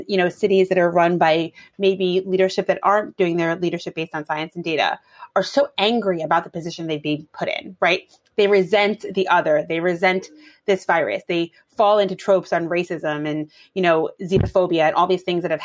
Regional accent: New York City, New York, United States; I grew up in Brooklyn

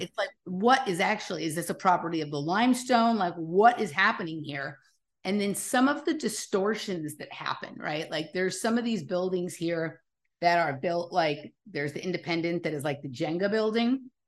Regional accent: Los Angeles, California, United States; I'm from Los Angeles

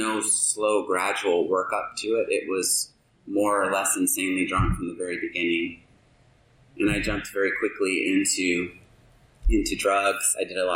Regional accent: the South, United States; also born or lived in Alabama / Georgia; now in Alaska, United States; I grew up in Alabama and Georgia

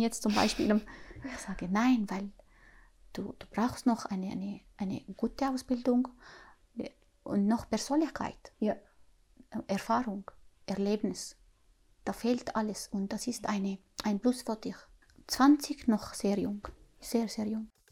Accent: Syria; German is a second language; moved away as an adult; now in Glattbrugg, Switzerland; ich komme aus Syrien

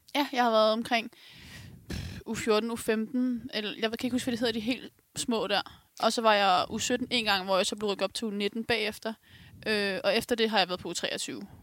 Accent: Ganløse, Capital Region of Denmark, Denmark; Jeg kommer fra Galløse selv

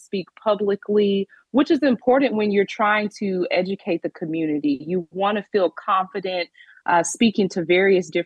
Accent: Arlington, Texas, United States; grew up in Arlington, Texas

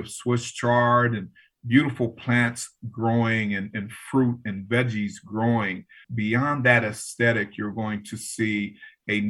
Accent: Los Angeles, California, United States; When I grew up in South Central

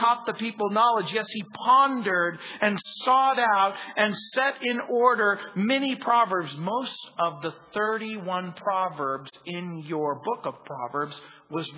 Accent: United States; I grew up in the Mojave Desert

